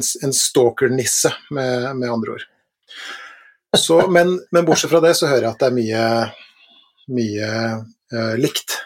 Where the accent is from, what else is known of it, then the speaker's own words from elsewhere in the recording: Langesund, Vestfold og Telemark, Norway; da jeg vokste opp i Langesund i Telemark